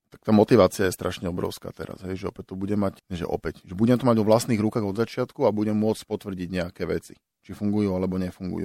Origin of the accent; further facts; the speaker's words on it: Bratislava, Bratislava Region, Slovakia; moved away as an adult; also born or lived in Finland / Michalovce; som chalan z Vrakune